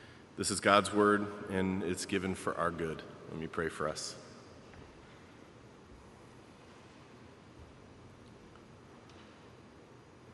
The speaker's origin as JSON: {"language": "English", "town": "Baltimore", "region": "Maryland", "country": "United States", "tie": "born or raised there", "moved": "as an adult", "lives_now": "Chicago, United States", "said": "I grew up in Baltimore. And even though I have lived in and loved Chicago longer than I lived in Baltimore"}